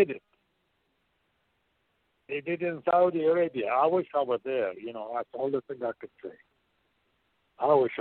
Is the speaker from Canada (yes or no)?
no; Baghdad, Baghdad Governorate, Iraq; moved away as an adult; also born or lived in Portland, Oregon; I am from Baghdad, Iraq